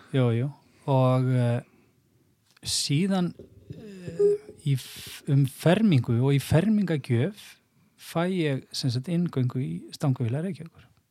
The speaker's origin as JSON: {"language": "Icelandic", "area": "Seljahverfi", "region": "Capital Region", "country": "Iceland", "tie": "born or raised there", "also_born_or_lived": "Snæfellsnes / Mýrar", "said": "ég er alveg upp í uh, eh, selugverðinu bara í í því sem að já á þeim tíma var mjög líflegt"}